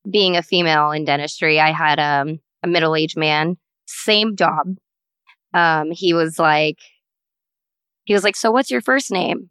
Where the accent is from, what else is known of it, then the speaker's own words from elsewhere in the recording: United States; I am an Indian American female.